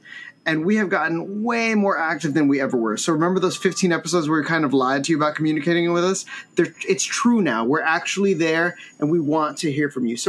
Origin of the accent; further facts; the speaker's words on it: Florida, United States; I'm from Florida.